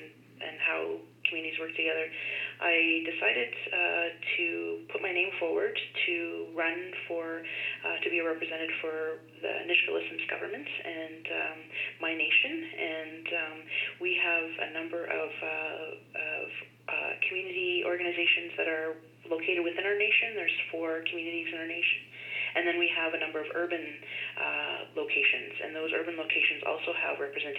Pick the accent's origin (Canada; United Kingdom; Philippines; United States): Canada; Northern British Columbia; And I'm from Northern British Columbia